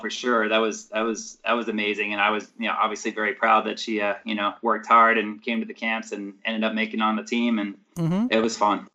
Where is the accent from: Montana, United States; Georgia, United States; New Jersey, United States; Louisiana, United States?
New Jersey, United States; Mount Laurel; I grew up in South Jersey, so I was in the Mount Laurel area, so like suburbs of Philadelphia